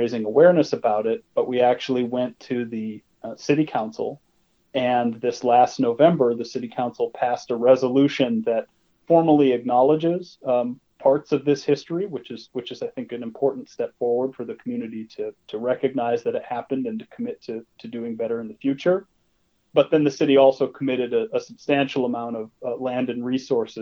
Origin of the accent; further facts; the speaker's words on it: Rapid City, South Dakota, United States; I grew up in Rapid City